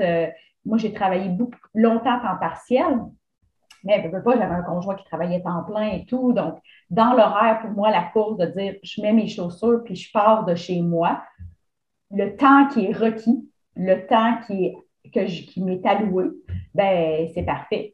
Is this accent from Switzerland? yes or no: no; Mauricie, Quebec, Canada; also born or lived in Lanaudière; dans ma région en Mauricie. Et puis, j'ai quitté la Mauricie pendant plusieurs années